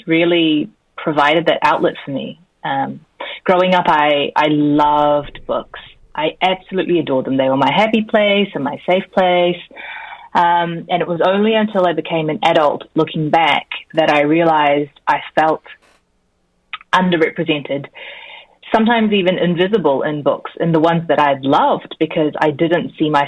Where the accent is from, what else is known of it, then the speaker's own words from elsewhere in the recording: New Zealand; accent: Kiwi; also born or lived in Korea; So I was born in Korea and raised in New Zealand